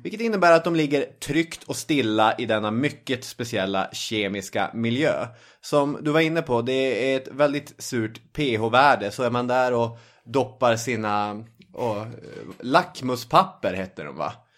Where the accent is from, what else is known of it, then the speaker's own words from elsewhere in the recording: inland Norrbotten, Norrbotten County, Sweden; i Norrbottens inland där jag kommer ifrån finns inga högmossar